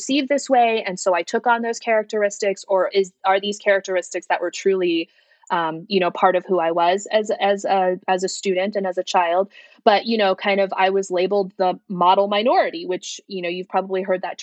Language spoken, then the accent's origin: English; San Francisco, California, United States; first language Mandarin; also born or lived in China; I grew up in San Francisco